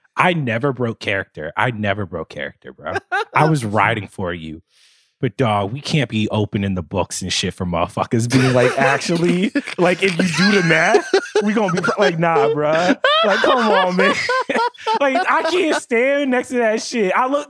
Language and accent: English; New Jersey, United States; But nah, man, I'm from Jersey.